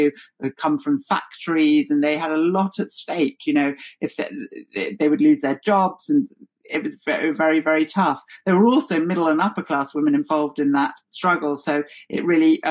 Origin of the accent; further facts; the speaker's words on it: London, United Kingdom; I'm a Londoner and I've grown up around those communities